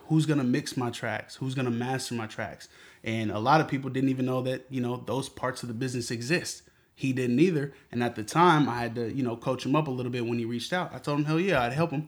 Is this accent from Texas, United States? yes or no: no; Seattle, Washington, United States; Born and raised in Seattle. Grew up on Henderson.